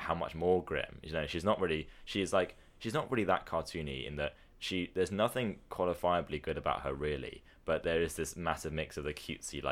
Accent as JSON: {"language": "English", "country": "United Kingdom", "said": "us as British guys"}